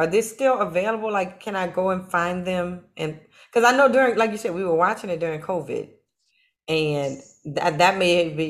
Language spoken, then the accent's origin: English; New Orleans, Louisiana, United States; I'm from New Orleans and I have always cooked